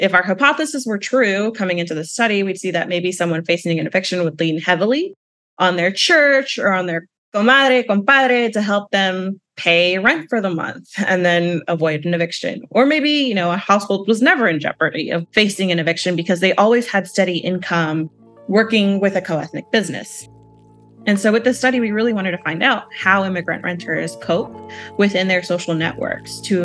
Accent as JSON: {"language": "English", "town": "Atlanta", "region": "Georgia", "country": "United States", "tie": "born or raised there", "said": "So I grew up in Atlanta and close to the suburbs of Atlanta"}